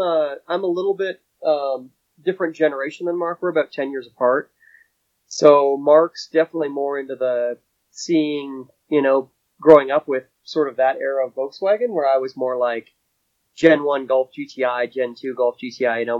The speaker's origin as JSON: {"language": "English", "country": "Canada", "moved": "as an adult", "lives_now": "United States", "said": "I'm originally from Canada by birthright and moved down here to work"}